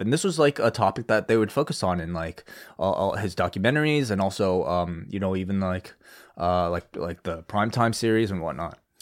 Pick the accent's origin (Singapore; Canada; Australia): Canada; the country that I'm from